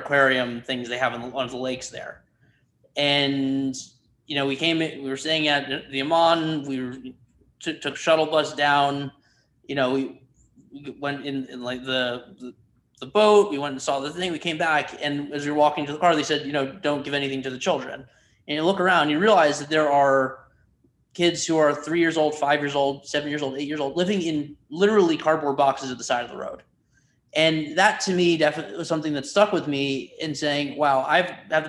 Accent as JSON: {"language": "English", "region": "Connecticut", "country": "United States", "tie": "born or raised there", "also_born_or_lived": "Chicago, Illinois", "said": "I grew up mostly in Connecticut, moved there from Chicago when I was 3 years old"}